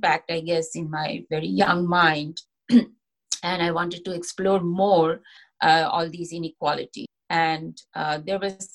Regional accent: India; moved away as an adult; also born or lived in Kolkata; now in United States; I was born and brought up in India

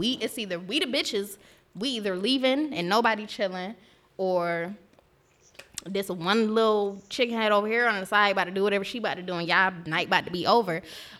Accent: New York City, New York, United States; He like, where are you from? I'm like, Brooklyn.

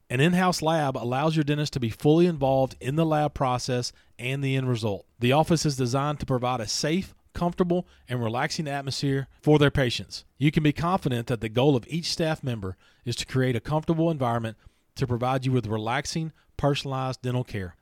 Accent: Louisiana, United States; I grew up down in Louisiana

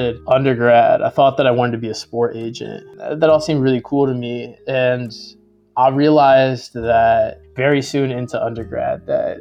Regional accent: the South, United States; growing up in the South

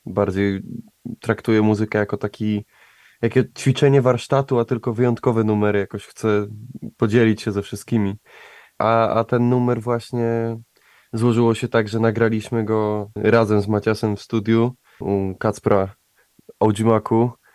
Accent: Łódź, Łódź Voivodeship, Poland; jesteśmy z Łodzi, a ja tak jak mówiłem, kocham moje miasto, także Łódź, miasto pływa

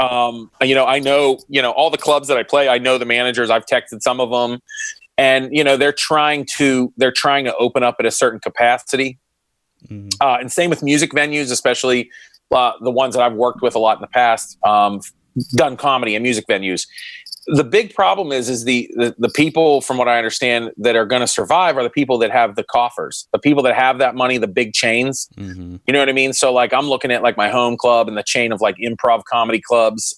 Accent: Pittsburgh, Pennsylvania, United States; I'm from Pittsburgh

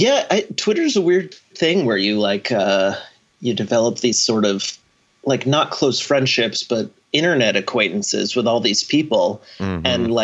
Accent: Maine, United States; also born or lived in New York / Milwaukee / Vermont; now in Los Angeles, United States; I'm from Maine, yeah, but I've lived quite a lot of places now.

